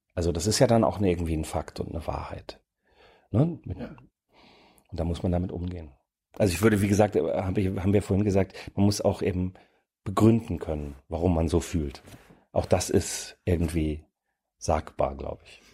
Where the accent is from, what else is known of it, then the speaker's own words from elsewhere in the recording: near the Danish border, Schleswig-Holstein, Germany; now in Berlin, Germany; Ich komme aus der Region in, an der dänischen Grenze in Schleswig-Holstein